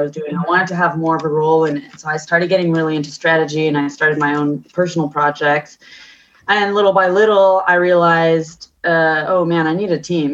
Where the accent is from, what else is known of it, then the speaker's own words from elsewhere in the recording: California, United States; moved away as an adult; also born or lived in Paris, France / London, United Kingdom; now in Barcelona, Spain; So I grew up in California, but I'm half French and half Colombian